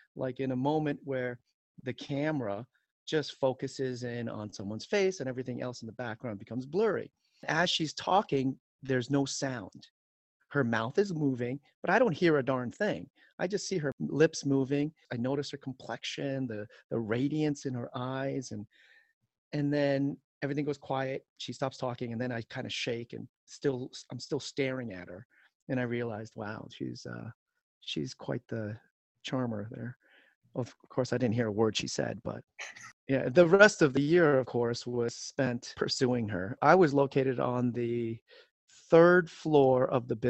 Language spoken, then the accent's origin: English; New York City, New York, United States; also born or lived in Seoul, South Korea / Long Island, New York; now in Michigan, United States; Moved us out into the city in Queens from elementary school years till about the junior high school years. We lived in Queens